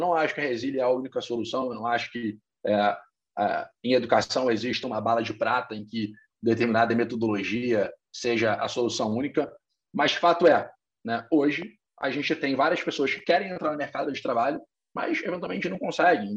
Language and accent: Portuguese; Rio de Janeiro, Brazil; Eu sou carioca, formado em economia aqui é, pela PUC Rio